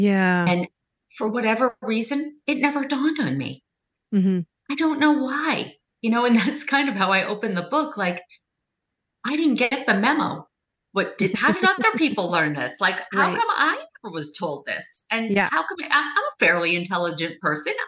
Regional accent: New York, United States; Weight Watchers and I are the same age and we're both from New York.

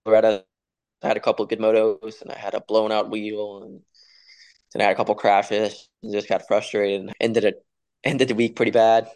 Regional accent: Florida, United States; also born or lived in Denmark; growing up in Florida

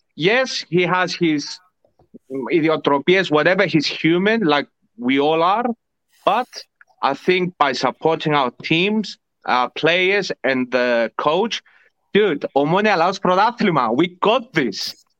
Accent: Larnaca, Larnaca District, Cyprus; Maybe Ike a bit because I'm from Larnaca.

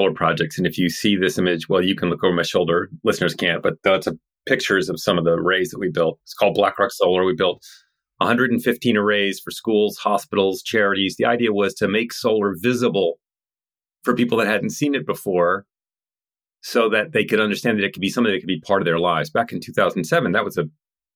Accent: Salt Lake City, Utah, United States; moved away as an adult; also born or lived in Washington, D.C. / Biloxi, Mississippi; I grew up in the Rocky Mountains in Utah

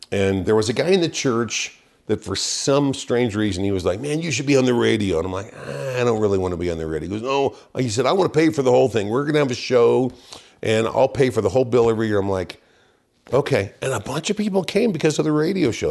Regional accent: Wichita, Kansas, United States; moved away as an adult; I started off in Wichita, Kansas. Grew up in a, uh, very church-going family

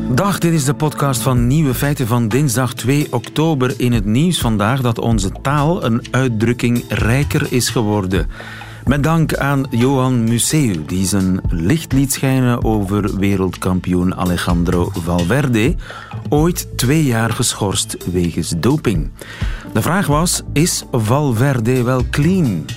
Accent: Oudenaarde, Flanders, Belgium; accent: East Flemish; Ik ben zelf Oost-Vlaming. Ja. Geboren Oudenaren

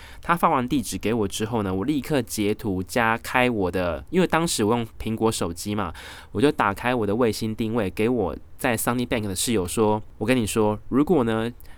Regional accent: Taiwan; 台湾是我的 家园，也是我的故乡

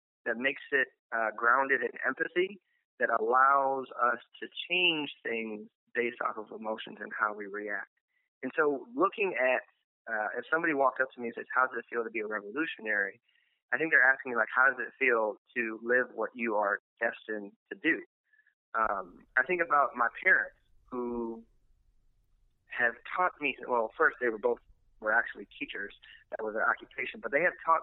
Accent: Milwaukee, Wisconsin, United States; now in New Orleans, United States; I grew up in Milwaukee

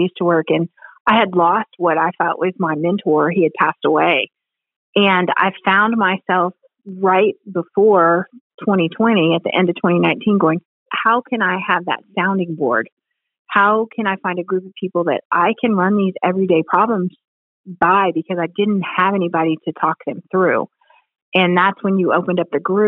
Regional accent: Ohio, United States; moved away; I'm from Ohio. My parents are in Ohio

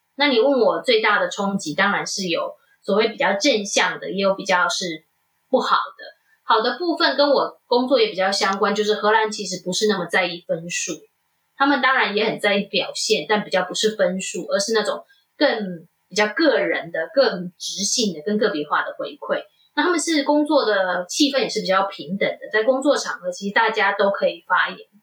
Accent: Taiwan; moved away as an adult; also born or lived in Netherlands; now in United States; 我在台湾长大

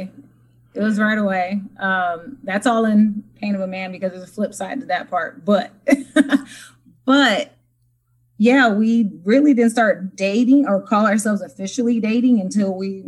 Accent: Compton, California, United States; also born or lived in San Bernardino, California; now in Las Vegas, United States; I'm from Compton, California, in San Bernardino, California. I'm 35 years old

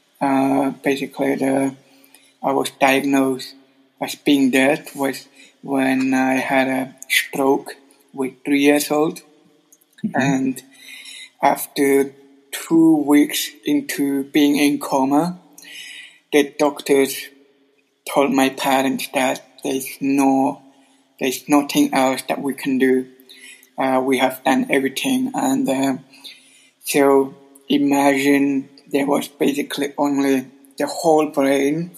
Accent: Adelboden, Bern, Switzerland; moved away as an adult; also born or lived in Sydney, Australia; now in Zurich, Switzerland; I was growing up in Adelboden until up to, 23 years old

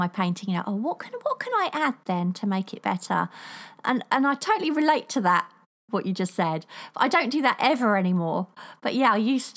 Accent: United Kingdom; accent: cross between Queen's English and Cockney (Estuary); there's an actual name for my accent. Can't remember what it's called now, but apparently it's a cross between the Queen's English and Cockney.

